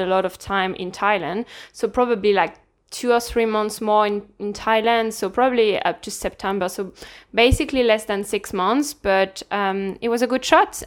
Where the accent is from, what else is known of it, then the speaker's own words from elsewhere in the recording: Lille, Hauts-de-France, France; accent: French; English is a second language; moved away as an adult; now in Ireland; I'm from France, from the north of France, more precisely, Lille